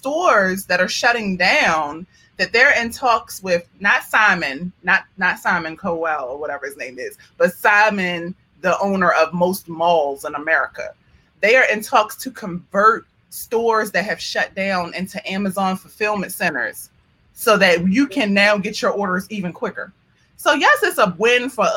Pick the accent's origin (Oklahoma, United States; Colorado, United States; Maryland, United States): Maryland, United States; Baltimore; moved away; my hometown